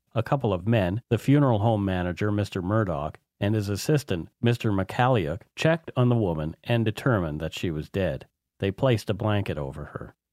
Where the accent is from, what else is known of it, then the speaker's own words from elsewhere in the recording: Bridgewater, Nova Scotia, Canada; moved away; where I grew up in Bridgewater